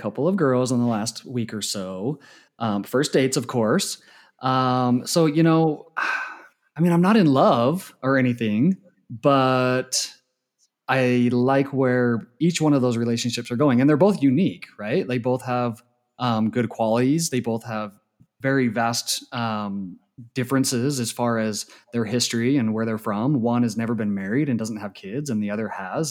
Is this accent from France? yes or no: no; Utah, United States; So I grew up in Utah, born and raised.